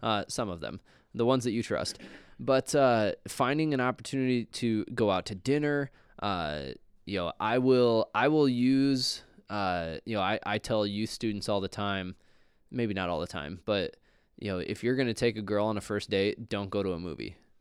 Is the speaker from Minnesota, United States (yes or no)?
yes; Minnesota, United States; we're both from Minnesota